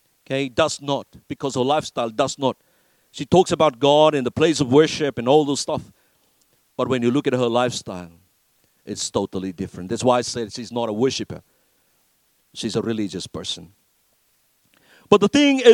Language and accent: English; Fiji; I grew up in Fiji